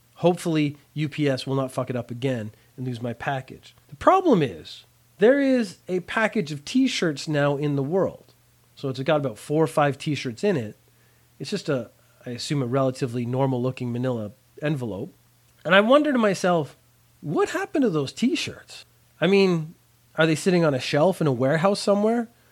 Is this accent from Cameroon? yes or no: no; Canada; also born or lived in Ireland; I grew up in Canada